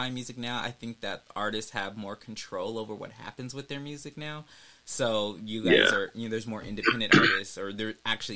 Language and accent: English; California, United States; I'm from California. I live right around LA.